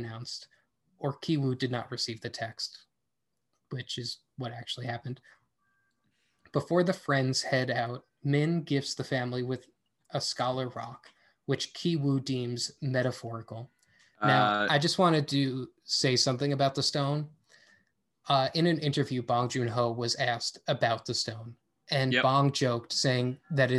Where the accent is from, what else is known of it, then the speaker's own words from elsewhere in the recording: United States; I am just an American man